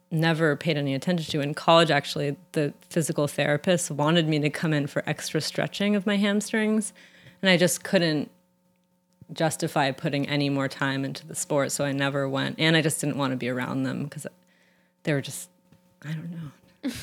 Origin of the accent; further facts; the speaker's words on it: San Francisco, California, United States; I grew up in San Francisco